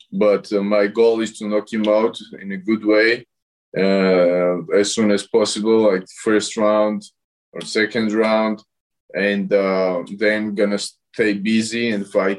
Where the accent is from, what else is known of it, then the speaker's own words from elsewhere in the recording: Tbilisi, Georgia; I'm from capital, Tbilisi